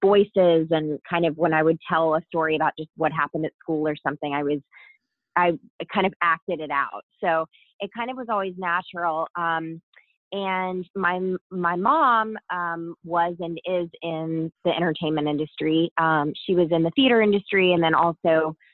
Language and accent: English; Savannah, Georgia, United States; also born or lived in Atlanta, Georgia; I grew up in the US. I'm American. I grew up in Georgia, Savannah, Georgia